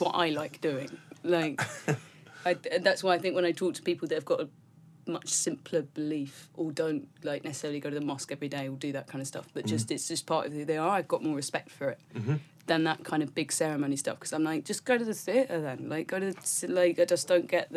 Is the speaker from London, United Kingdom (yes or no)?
yes; London, United Kingdom; accent: South London; I grew up in South London